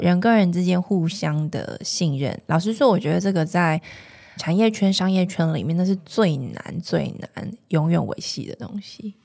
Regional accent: Taiwan; 我们的生长的这个地方，我们的故乡

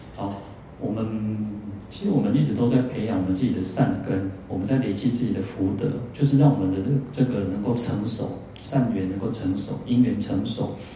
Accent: Taiwan; 我们台湾人其实都，虽然我们有很很很好的一个健保

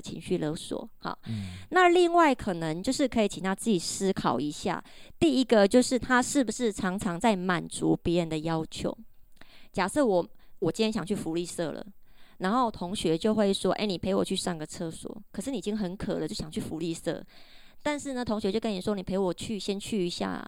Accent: Taiwan; 我们台湾人

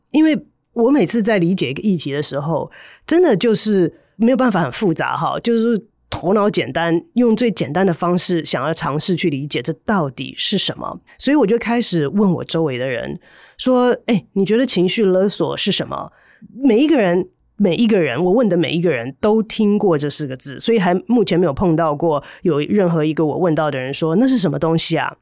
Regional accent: Taiwan; moved away as an adult; also born or lived in United States; 后来呢，回到台湾来的时候，要花一段的时间

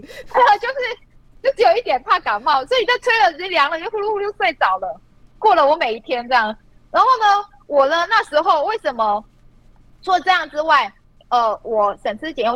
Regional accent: Yunlin County, Taiwan; also born or lived in Wales, United Kingdom; 我也是云林县的，我们班会讲闽南语

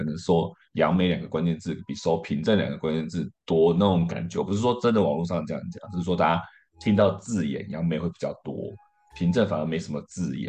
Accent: Hualien, Hualien County, Taiwan; 我的认同就是我是花莲长大的，然后花莲这这块地方虽然说一直在变，然后我可能就越来越不熟，但是花莲还是我故乡，我还是会说自己是花莲人，这样子跑不掉。

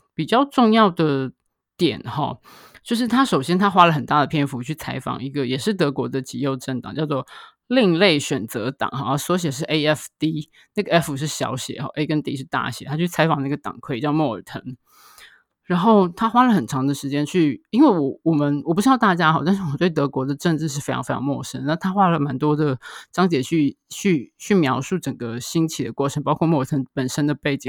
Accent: Taiwan; 我们台湾这边

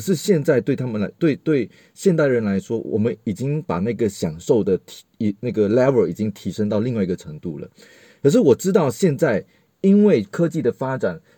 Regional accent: Malaysia; 听我口音可能大概就会听得出来，我不太是，呃，台湾人。然后我是，跟大家说我是马来西亚人。然后，呃，我自己呢，其实是，呃，大众传播毕业的

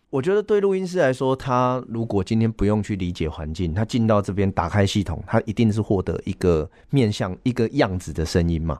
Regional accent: northern Hakka, northern Taiwan, Taiwan; accent: Hailu Hakka; 我讲的是海陆腔

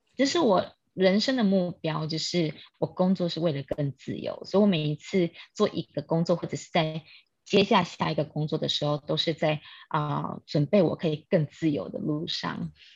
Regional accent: Kaohsiung, Taiwan; moved away as an adult; also born or lived in Taipei; now in Australia; 我来自高雄，但是我在台北出生。那因为我居无定所

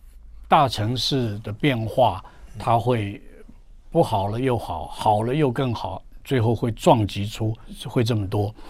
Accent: Jiangnan, China; 因为我们江南人吃的东西很多

